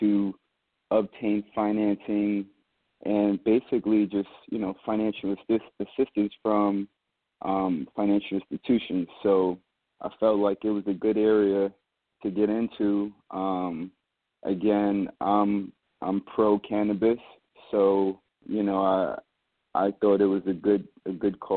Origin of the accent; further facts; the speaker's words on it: New York City, New York, United States; I'm from Queens, New York.